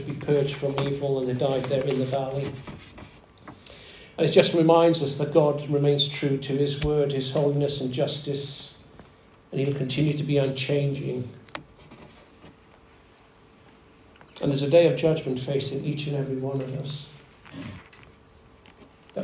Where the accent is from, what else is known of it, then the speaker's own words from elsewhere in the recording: Wales, United Kingdom; I grew up in Wales, land of revival, land of song.